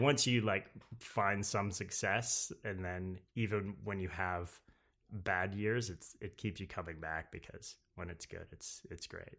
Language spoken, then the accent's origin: English; Napanee, Ontario, Canada; moved away as an adult; now in New York, United States; I'm from Canada, around, uh, between Toronto and Montreal, a place called